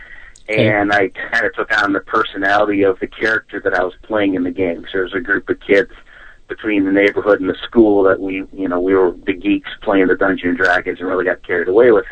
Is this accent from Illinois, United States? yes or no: yes; Rockford, Illinois, United States; also born or lived in Wisconsin; I was born in Wisconsin, didn't live there for very long. I don't even think I was a year old when we moved back here to Rockford, Illinois, which is where I'm from